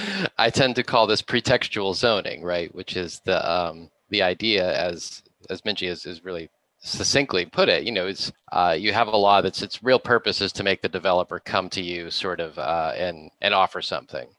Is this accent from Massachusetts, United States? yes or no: yes; Boston, Massachusetts, United States; now in Los Angeles, United States; I am from the Boston area originally